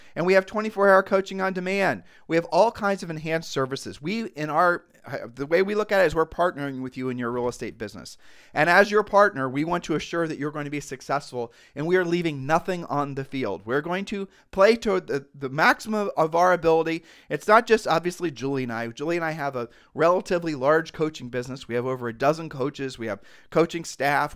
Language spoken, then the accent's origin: English; Ohio, United States; we're just from Ohio